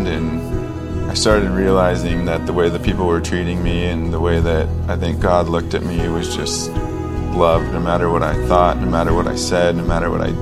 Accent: Long Beach, California, United States; I grew up in Long Beach, California, and I grew up in a pretty conservative, sheltered Christian home

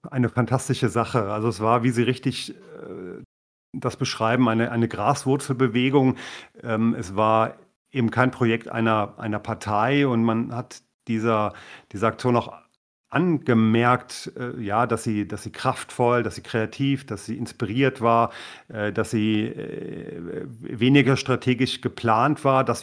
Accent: Thuringia, Germany; wir als Thüringer haben ja immer diesen Mut schon bewiesen für die Gesamtpartei

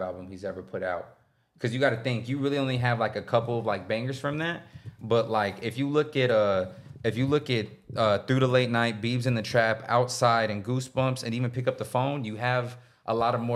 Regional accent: Texas, United States; we're from Texas

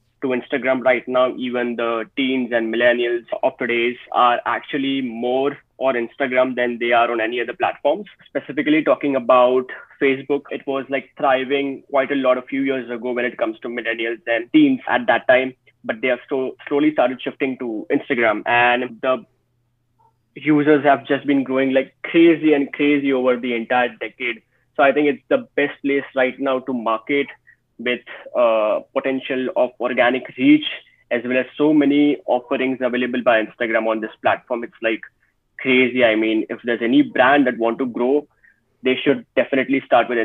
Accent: India; I am basically from India

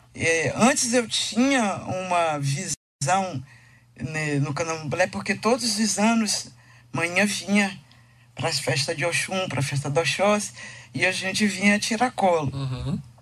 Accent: Bahia, Brazil; born or raised there; also born or lived in Tijuca, Rio de Janeiro, Brazil

